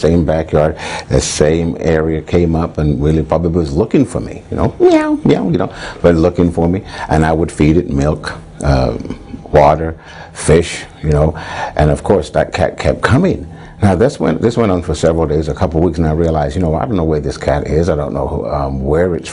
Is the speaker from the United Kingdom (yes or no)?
yes; England, United Kingdom; When I was a young boy growing up in England